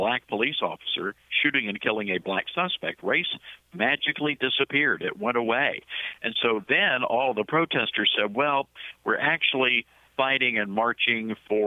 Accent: Tennessee, United States; I'm originally from Tennessee

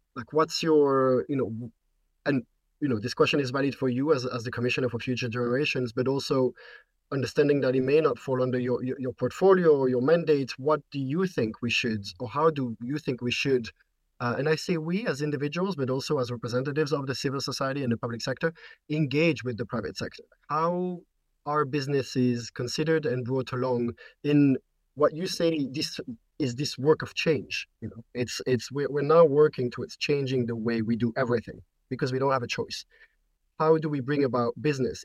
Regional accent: Belgium; I'm from Belgium

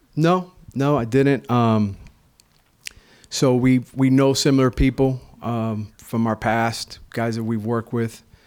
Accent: Florida, United States; moved away; We're both from Florida. You know, we got this Miami, Tampa rivalry going on

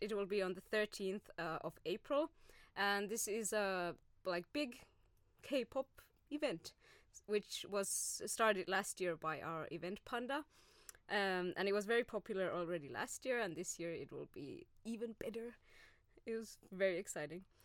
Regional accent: Oulu, North Ostrobothnia, Finland; moved away as an adult; also born or lived in Glasgow, Scotland / Spain; now in Turku, Finland; I am originally from Oulu, so uh, more north from than Turku.

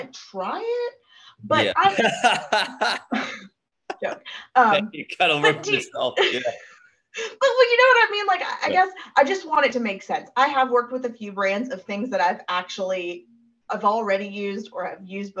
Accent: Brentwood, Tennessee, United States; I went to Brentwood High, which is... in Nashville, there is a suburb of Nashville called Brentwood

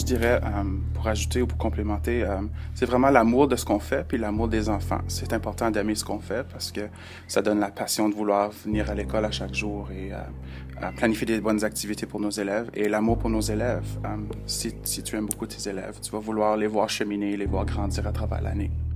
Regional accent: Timmins, Ontario, Canada; moved away as an adult; Je viens d'une petite ville dans le nord de l'Ontario, je viens de Timmins.

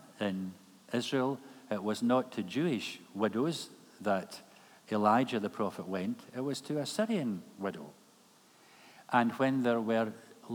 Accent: Kilmarnock, Scotland, United Kingdom; moved away as an adult; Kilmarnock is my hometown

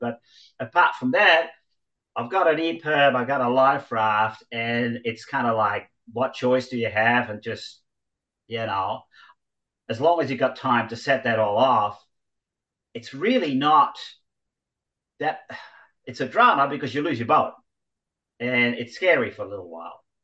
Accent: Netherlands; moved away; growing up in Holland, you cycle everywhere

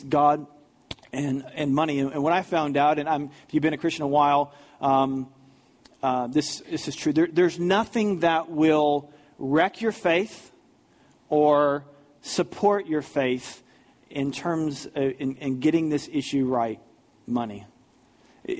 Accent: St. Louis, Missouri, United States; growing up in the St. Louis area, in 1987

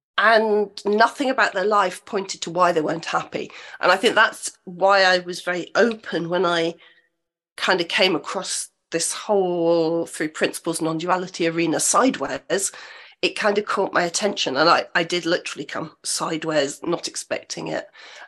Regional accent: Loughborough, East Midlands, United Kingdom; moved away; also born or lived in Edinburgh; I grew up in Loughborough, which is kind of an odd thing.

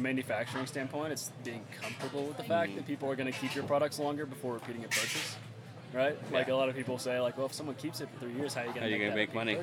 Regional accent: Bentonville, Arkansas, United States; I'm from Bentonville, Arkansas

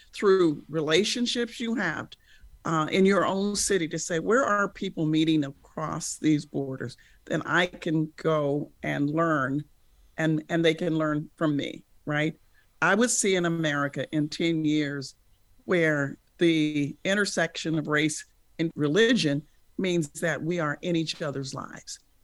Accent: United States; as an American

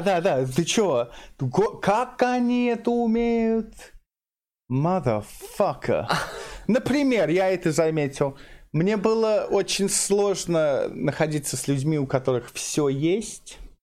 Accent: London, United Kingdom; Russian is a second language; moved away; Я, я местный из Лондона

